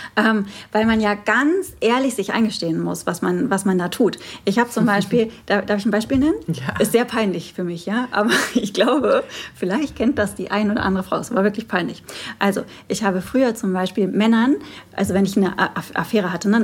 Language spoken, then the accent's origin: German; Moers, North Rhine-Westphalia, Germany; es ist so eine richtige Kolonie bei uns in Mörs und ja. äh, Mörs-Meerbeck